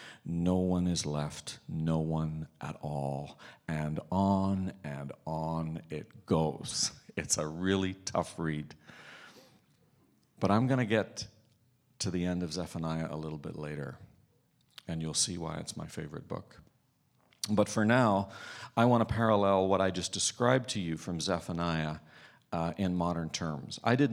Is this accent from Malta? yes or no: no; Ireland; I grew up in Ireland. You kind of have to be melancholy and Irish for that to be your favorite book in the Bible.